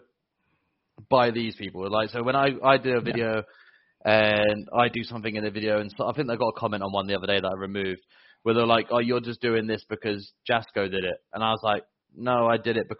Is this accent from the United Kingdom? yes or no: yes; England, United Kingdom; I'm English